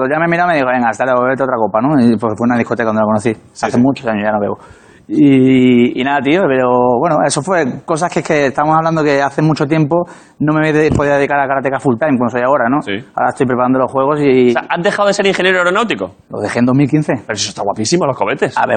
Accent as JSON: {"language": "Spanish", "town": "Málaga", "region": "Andalusia", "country": "Spain", "moved": "as an adult", "lives_now": "Madrid, Spain", "said": "Yo soy de Málaga, vengo a Madrid, 18 años. Todo dice, vas, deja a tus padres."}